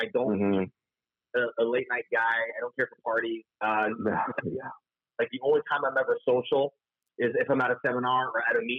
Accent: Florida, United States; I'm from South Florida, and everyone picks up the fact, like, you sound like this California surfer dude, you say, and I thought Florida.

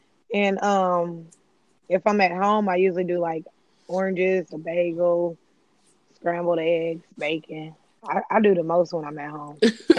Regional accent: Louisville, Kentucky, United States; Louisville, Kentucky, born and raised.

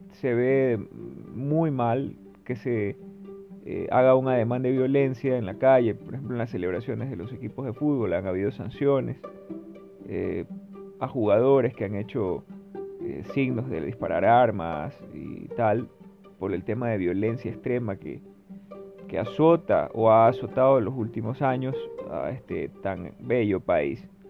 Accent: Ecuador; yo soy de Ecuador

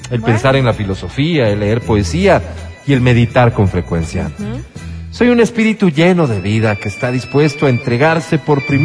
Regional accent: Zaruma, El Oro, Ecuador; born there; Nací en Saruma, la tierra del café y del oro

